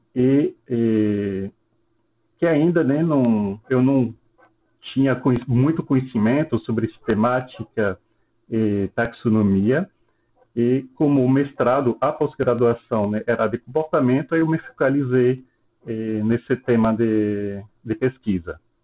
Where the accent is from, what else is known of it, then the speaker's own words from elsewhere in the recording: France; Portuguese is a second language; moved away as an adult; now in Petrolina, Brazil; sou francês, eu me formei na França em ciências biológicas